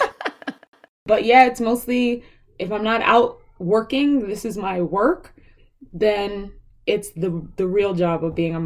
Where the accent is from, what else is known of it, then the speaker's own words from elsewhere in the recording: New York City, New York, United States; I was raised in Brooklyn, so we lived in Brooklyn Heights